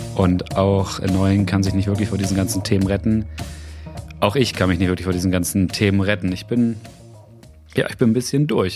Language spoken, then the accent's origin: German; Weyhe, Lower Saxony, Germany; now in Brandenburg, Germany; der Gemeinde Weihe, das ist meine Heimatgemeinde